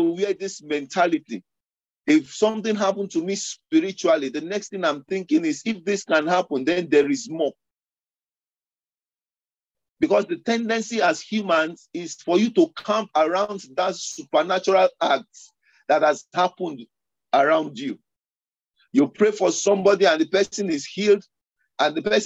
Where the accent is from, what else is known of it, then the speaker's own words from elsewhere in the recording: Lagos, Nigeria; moved away; the background I was coming from Lagos